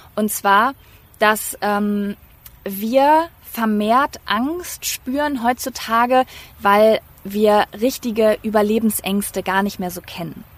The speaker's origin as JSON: {"language": "German", "region": "North Rhine-Westphalia", "country": "Germany", "accent": "East Westphalian", "said": "Ich komme nämlich aus Ostwestfalen, da sagt man 14. 14."}